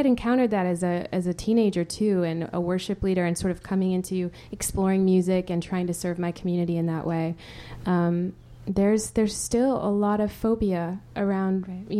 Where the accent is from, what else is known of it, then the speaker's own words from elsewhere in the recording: Spain; is the irony that I grew up in Spain. You know, Spain is it's not exactly a country that's lacking in sensuality.